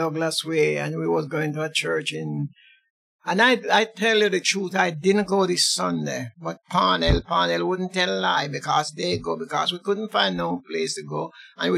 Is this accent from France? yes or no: no; Woodland District, Saint Elizabeth, Jamaica; moved away as an adult; now in London, United Kingdom; I was born in Jamaica, St. Elizabeth, Woodland District